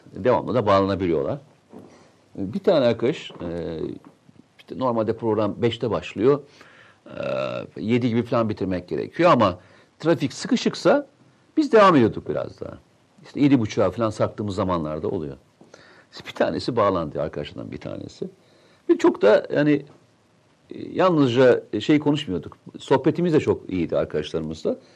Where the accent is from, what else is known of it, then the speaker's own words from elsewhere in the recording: Turkey; also born or lived in Tokat; Memleketimi Samsun'u söylerken, Tokat'ı söylerken çok mutlu hissederim